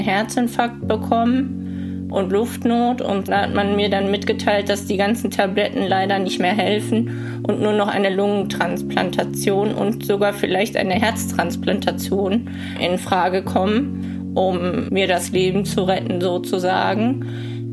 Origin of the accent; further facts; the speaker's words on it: Hemer, North Rhine-Westphalia, Germany; ich komme aus Hema und ich bin 28 Jahre alt.